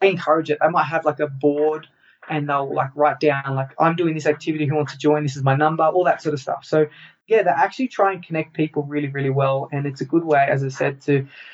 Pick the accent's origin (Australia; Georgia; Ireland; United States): Australia; moved away as an adult; Okay, so I'm Australian. I left Australia